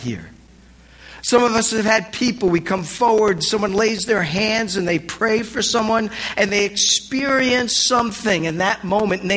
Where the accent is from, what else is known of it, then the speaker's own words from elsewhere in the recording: New Jersey, United States; now in Los Angeles, United States; I was raised in Jersey